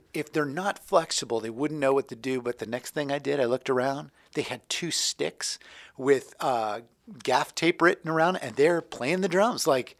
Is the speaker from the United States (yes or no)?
yes; Florida, United States; So I'm from Florida.